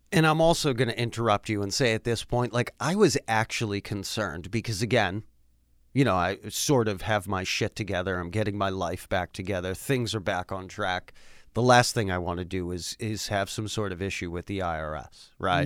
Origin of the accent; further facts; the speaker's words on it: Worcester, Massachusetts, United States; moved away as an adult; also born or lived in North Carolina; born and raised in Worcester, Massachusetts.